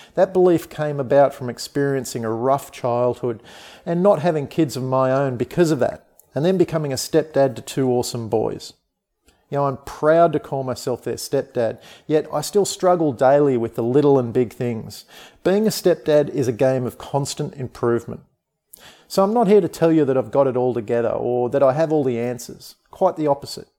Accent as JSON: {"language": "English", "country": "Australia", "said": "I'm an Australian. I live on the amazing sunshine coast of Australia"}